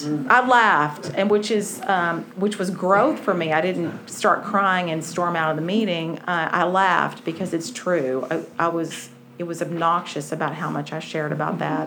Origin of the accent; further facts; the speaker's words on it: Wichita Falls, Texas, United States; I grew up in Wichita Falls, and if anybody knows where that is, it's just, I, I did not fit there at all.